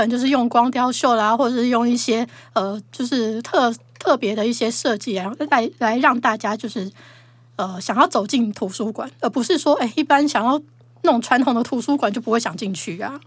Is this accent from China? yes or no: no; Taiwan; 我们台湾人